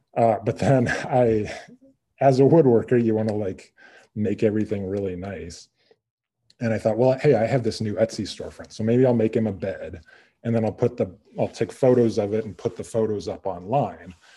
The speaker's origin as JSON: {"language": "English", "region": "Midwest", "country": "United States", "also_born_or_lived": "Montana", "moved": "as an adult", "said": "I'm originally from the Midwest"}